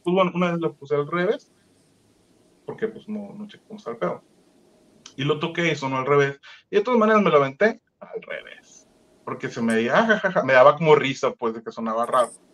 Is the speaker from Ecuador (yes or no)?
no; Sonora, Mexico; moved away as an adult; also born or lived in Mexico City; pues yo soy del estado de Sonora, vivo en un pueblito muy chiquito.